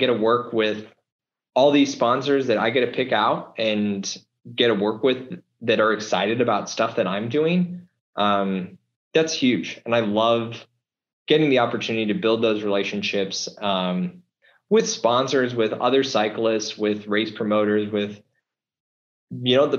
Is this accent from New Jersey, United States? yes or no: no; Nebraska and Kansas, United States; I did a lot growing up in Nebraska and Kansas